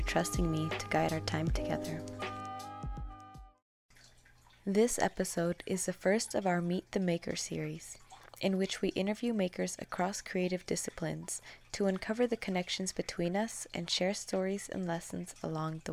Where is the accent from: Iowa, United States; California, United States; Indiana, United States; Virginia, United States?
California, United States; I'm from California